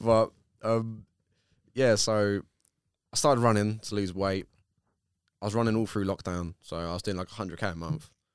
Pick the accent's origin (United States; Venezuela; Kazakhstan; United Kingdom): United Kingdom; Bexleyheath, London; I come from Beck's Eve